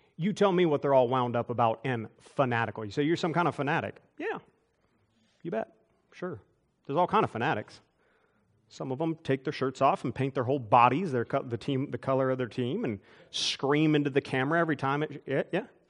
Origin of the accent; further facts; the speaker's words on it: United States; I'm an American, I'm thankful to be an American